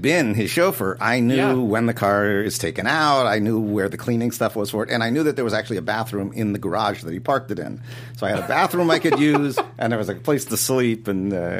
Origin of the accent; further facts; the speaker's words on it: Los Angeles, California, United States; also born or lived in New York; growing up in Los Angeles